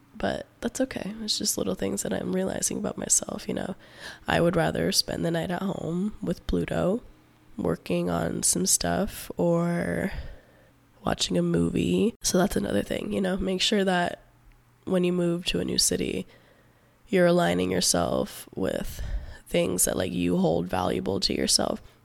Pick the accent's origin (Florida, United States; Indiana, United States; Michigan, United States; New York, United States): Florida, United States; Palm Beach County, South; also born or lived in Gainesville, Florida; I'm originally from South Florida, like, Palm Beach County area. I was born and raised there